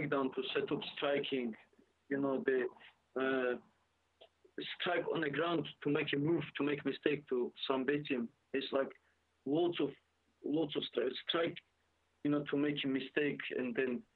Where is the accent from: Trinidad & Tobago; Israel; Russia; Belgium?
Russia; Dagestan; English is a second language; now in United Kingdom; I'm from Dagestan, you know, and I know Dagestan is very small